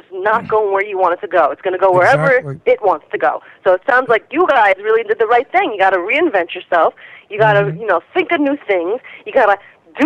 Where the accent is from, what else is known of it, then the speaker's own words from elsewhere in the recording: New Jersey, United States; I am originally from New Jersey